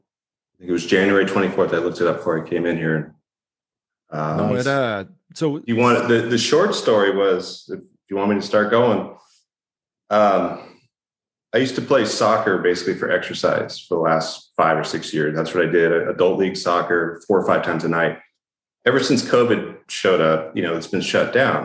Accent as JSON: {"language": "English", "town": "Upland", "region": "California", "country": "United States", "tie": "born or raised there", "said": "I was born in Upland, California and raised there"}